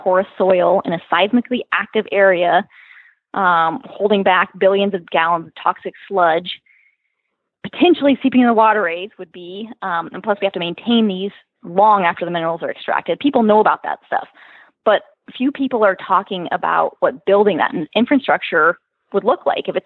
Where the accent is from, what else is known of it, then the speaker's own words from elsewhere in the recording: Alaska Peninsula, United States; also born or lived in Central, Alaska; I grew up on the Alaskan Peninsula